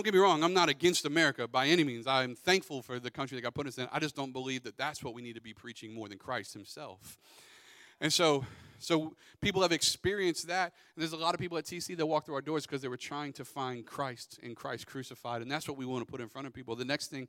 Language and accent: English; Pensacola, Florida, United States; Justin and I grew up in Pensacola